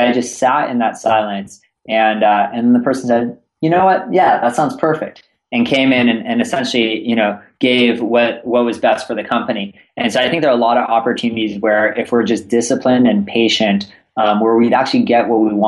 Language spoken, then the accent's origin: English; California, United States; also born or lived in East Coast; I am here in San Francisco and born and raised in Northern California, spent some time in the East Coast going to school.